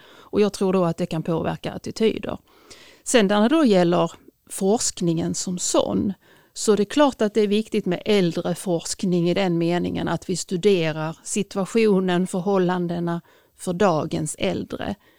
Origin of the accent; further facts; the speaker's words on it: Sweden; jag är etnisk svensk och inte invandrare